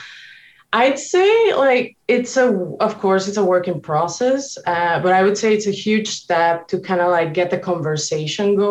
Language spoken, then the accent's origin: English; Mexico; moved away; growing up in Mexico